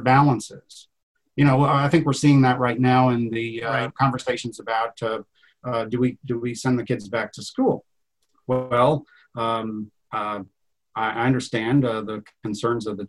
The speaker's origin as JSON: {"language": "English", "region": "Iowa", "country": "United States", "tie": "born or raised there", "said": "I grew up here on the Iowa side. I live on the farm where I grew up"}